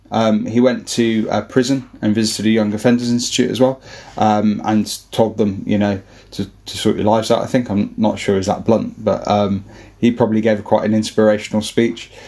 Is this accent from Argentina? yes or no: no; Birmingham, West Midlands, United Kingdom; We're all from Birmingham